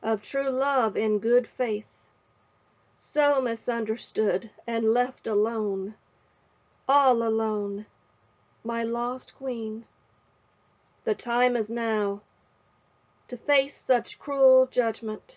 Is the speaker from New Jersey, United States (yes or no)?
no; West Virginia, United States; I am from West Virginia, where I was born and raised